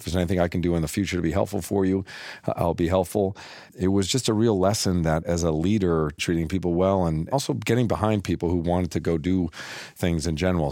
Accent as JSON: {"language": "English", "town": "Littleton", "region": "Massachusetts", "country": "United States", "tie": "born or raised there", "said": "I grew up in Littleton, Massachusetts"}